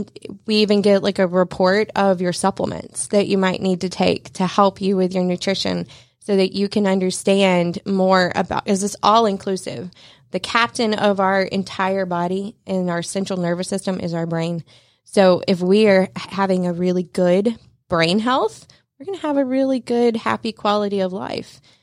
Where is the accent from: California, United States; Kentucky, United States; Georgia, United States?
Georgia, United States; North; moved away as an adult; I'm actually from North Georgia